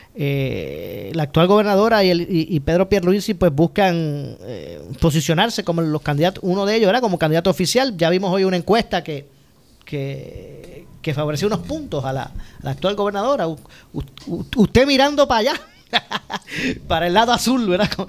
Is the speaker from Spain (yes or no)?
no; Ponce, Puerto Rico; los que somos del sur y, somos de aquí de Ponce